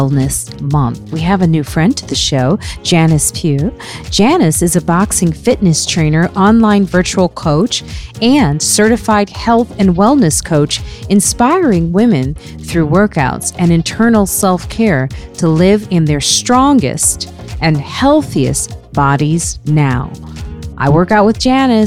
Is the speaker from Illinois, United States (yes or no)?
yes; suburbs of Chicago, Illinois, United States; now in New York City, United States; I know we're from the same area. We're both from Chicago, yeah. You know, those parts of the suburbs of Chicago